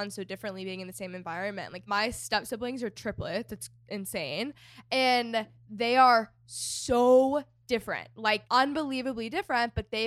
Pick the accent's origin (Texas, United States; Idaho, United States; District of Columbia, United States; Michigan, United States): Texas, United States; moved away as an adult; also born or lived in Los Angeles, California; I was living in LA for the past 5 years and I'm from Texas and I just bought a house in Texas.